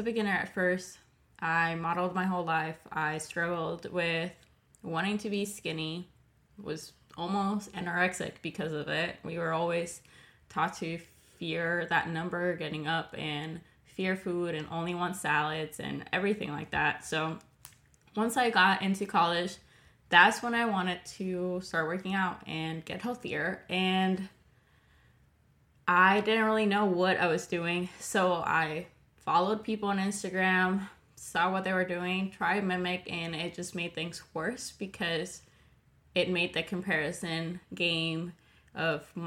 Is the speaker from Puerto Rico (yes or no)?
yes; San Juan, Puerto Rico; I'm from Puerto Rico, San Juan